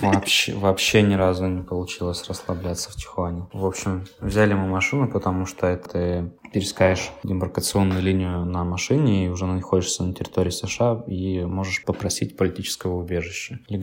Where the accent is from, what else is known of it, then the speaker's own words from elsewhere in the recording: Kaliningrad, Kaliningrad Oblast, Russia; moved away as an adult; also born or lived in Pavlodar, Kazakhstan; now in Philadelphia, United States; родились мы оба в Казахстане, но в разных городах. Она родилась в Кокчетаве, Наташа, я родился в Павлодаре. Потом мы переехали в Калининград.